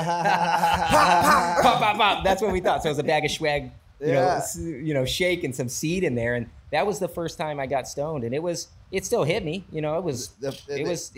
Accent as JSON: {"language": "English", "town": "Valencia", "region": "California", "country": "United States", "tie": "born or raised there", "also_born_or_lived": "Hawaii / Europe", "moved": "as an adult", "lives_now": "Oregon, United States", "said": "I grew up in Valencia ish, but I'm in Oregon now"}